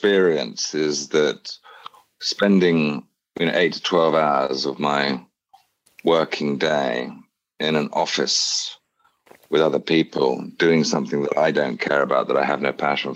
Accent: England, United Kingdom; moved away as an adult; also born or lived in Bali, Indonesia; as a privileged man, as an English man

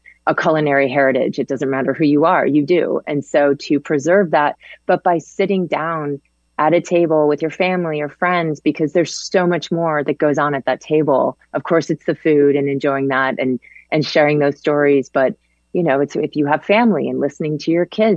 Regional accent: Connecticut, United States; also born or lived in Manhattan, New York; I was born in Manhattan, but I grew up in Connecticut

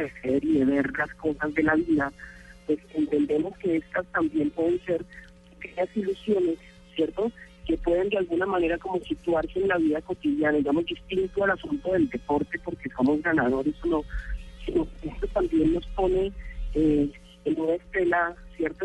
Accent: Colombia; como patriotas, como colombianos

